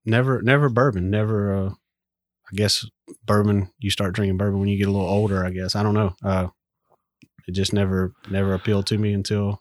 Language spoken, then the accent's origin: English; Mississippi, United States; I'm originally from Mississippi.